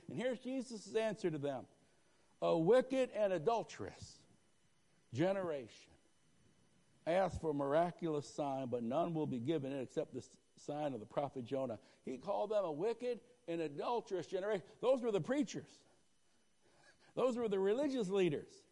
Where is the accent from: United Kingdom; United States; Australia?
United States; Northeast; I grew up in the Northeast